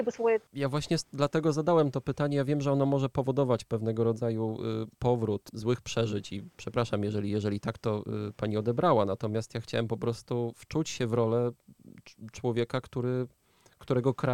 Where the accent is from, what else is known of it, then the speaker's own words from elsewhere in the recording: Ukraine; ale obserwuję to jako, jako Ukrainka właśnie.